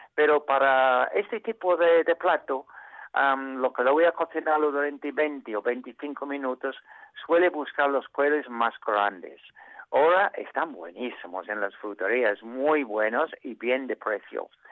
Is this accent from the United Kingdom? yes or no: yes; England, United Kingdom; Spanish is a second language; also born or lived in Asturias, Spain; now in Spain; nosotros los ingleses